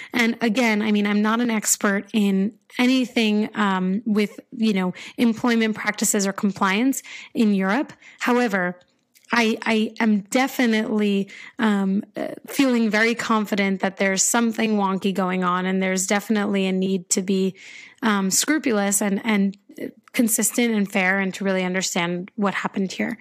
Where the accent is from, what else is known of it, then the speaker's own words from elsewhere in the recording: United States; I'm American